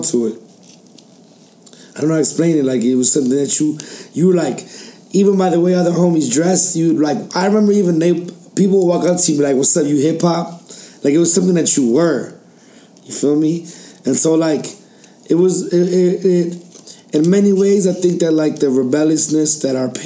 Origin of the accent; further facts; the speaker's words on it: Chicago, Illinois, United States; also born or lived in England / Chile; we also have that identity of growing up in the 90s in Chicago